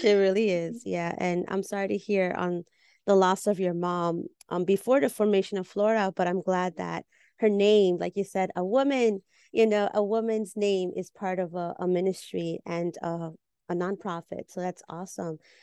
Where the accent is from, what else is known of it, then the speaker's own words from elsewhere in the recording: Peru; now in New York City, United States; we're fellow Peruanas in New York City